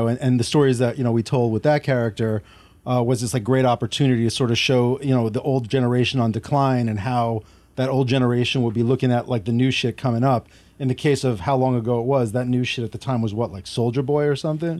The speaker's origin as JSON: {"language": "English", "region": "New York", "country": "United States", "moved": "yes", "said": "Originally, I'm from New York."}